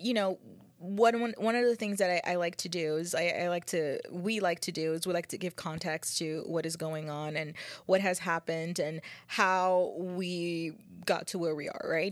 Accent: United States; as a United States people, as a American people, as a country

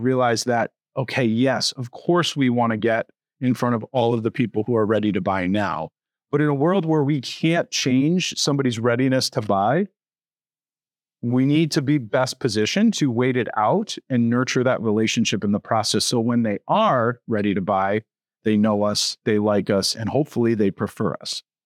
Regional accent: Connecticut, United States; moved away as an adult; now in Buffalo, United States; I'm not from Buffalo. I'm from Connecticut

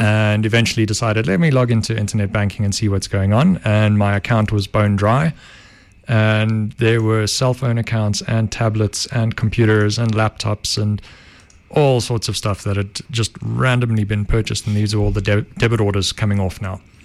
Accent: Benoni, Gauteng, South Africa; Benoni, born and bred

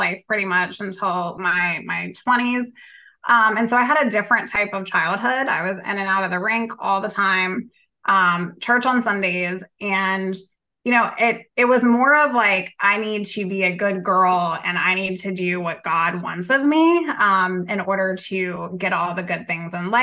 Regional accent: Southern Virginia, United States; I'm from Southern Virginia

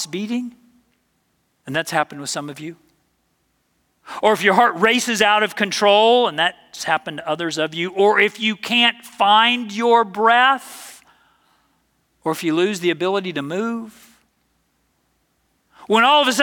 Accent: the South, United States; I'm from the South

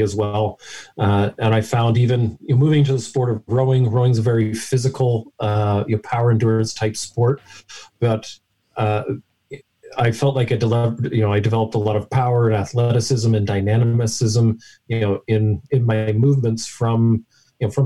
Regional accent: London, Ontario, Canada; I grew up in London, Ontario, down the road from you.

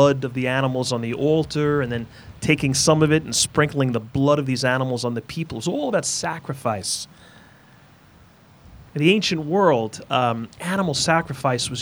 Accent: New York, United States; moved away; I am from New York

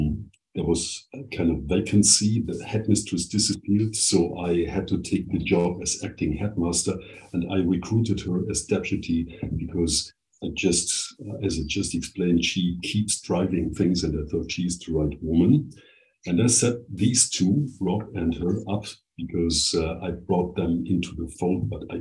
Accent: Germany; moved away as an adult; also born or lived in Bavaria / Baden-Württemberg; now in Brussels, Belgium; And of course, I am German.

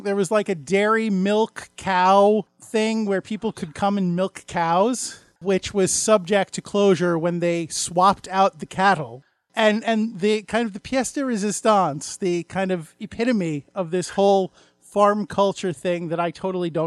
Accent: New York area, United States; growing up in the New York area

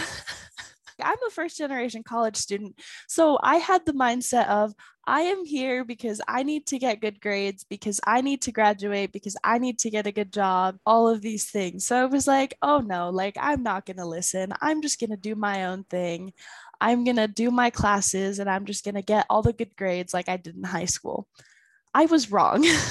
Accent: Pleasant Grove, Utah, United States; I am from Pleasant Grove, Utah

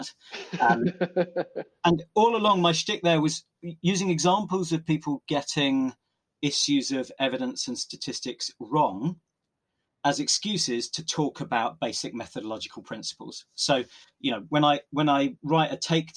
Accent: Oxford, South East England, United Kingdom; growing up in Oxford, where I still live and work

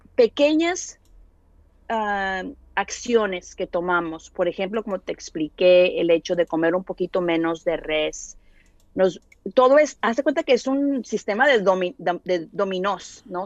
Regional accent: Monterrey, Nuevo León, Mexico; yo soy de Monterrey

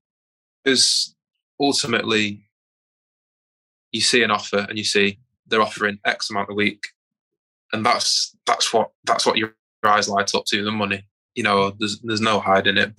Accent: Manchester, North West England, United Kingdom; moved away as an adult; also born or lived in Aberdeen / Birmingham; I'm originally from South Manchester

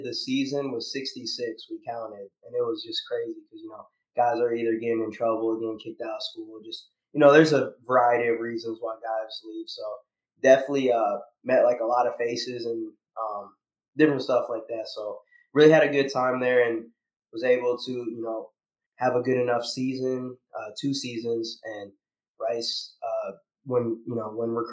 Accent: Iowa City, Iowa, United States; moved away as an adult; now in Houston, United States; I'm from Iowa City, Iowa originally.

